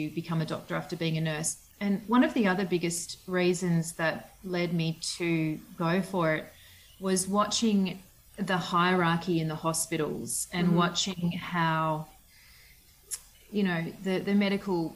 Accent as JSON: {"language": "English", "area": "Southern Highlands", "region": "New South Wales", "country": "Australia", "tie": "born or raised there", "also_born_or_lived": "Western Australia / Perth", "moved": "yes", "lives_now": "Orange, Australia", "said": "I grew up in the Southern Highlands, which is about 3 hours from here"}